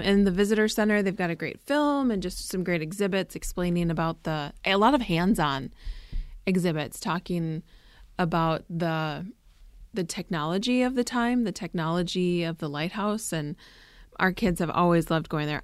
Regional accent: Minnesota, United States; I grew up in Minnesota.

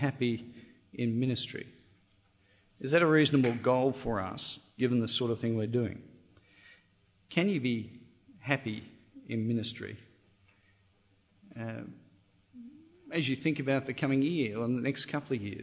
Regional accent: Australia; Now, I'm Australian.

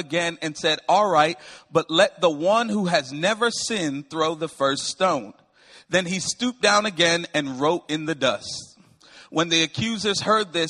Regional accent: Windsor, Connecticut, United States; I am from Windsor, Connecticut, born and raised. I'm a Northeasterner.

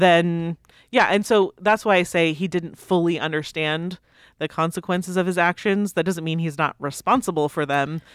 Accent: United States; I'm an American

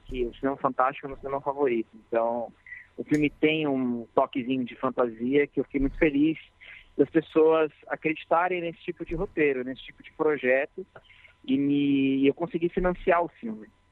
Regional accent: Mairiporã, São Paulo, Brazil; eu nasci em Mariporã, que é uma cidade próxima aqui de São Paulo

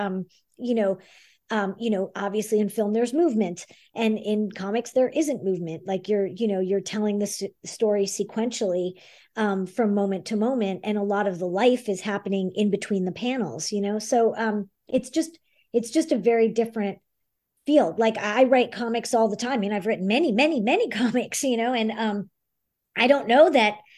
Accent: New York City, New York, United States; moved away as an adult; also born or lived in Montreal, Canada; now in Los Angeles, United States; I grew up in the Bronx, and um, I went to the High School Performing Arts, which is now LaGuardia

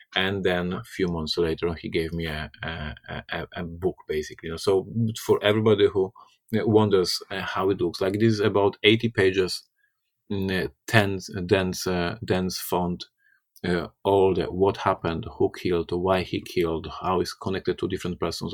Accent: Poland; I'm from Poland. I'm Slavic

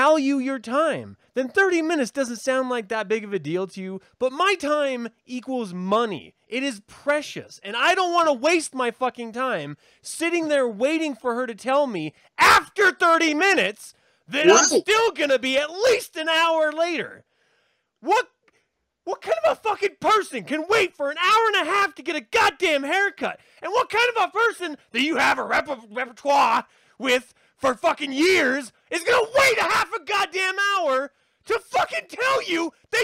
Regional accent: United States; I'm American.

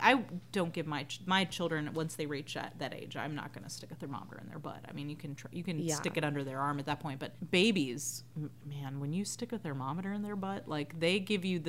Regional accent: the South, United States; as a Southerner

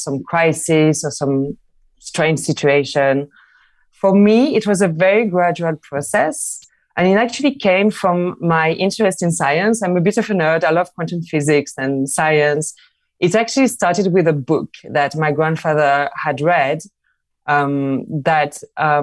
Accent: Marseille, Provence-Alpes-Côte d'Azur, France; moved away as an adult; also born or lived in London; now in Barcelona, Spain; I'm from Marseille in France. I moved to London where everything happens.

